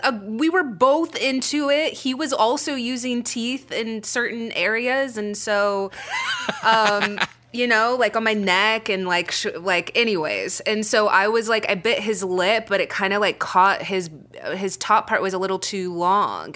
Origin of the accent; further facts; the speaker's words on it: Frisco, Texas, United States; accent: Texas; now in Los Angeles, United States; I went to high school in Frisco, Texas, which is outside of Dallas. Like, I can drop into my Texas accent